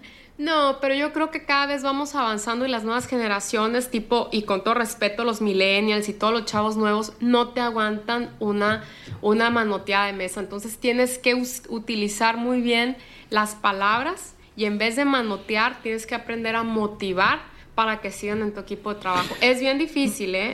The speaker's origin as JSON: {"language": "Spanish", "region": "Sinaloa", "country": "Mexico", "said": "soy la única de Sinaloa"}